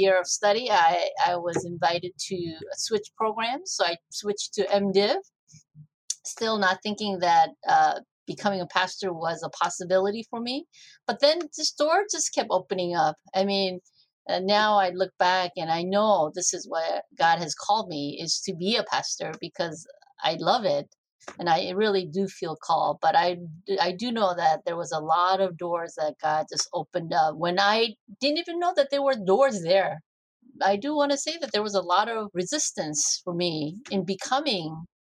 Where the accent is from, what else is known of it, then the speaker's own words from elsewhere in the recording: South Korea; moved away; this was in Korea, and I grew up in the Orthodox Presbyterian Church.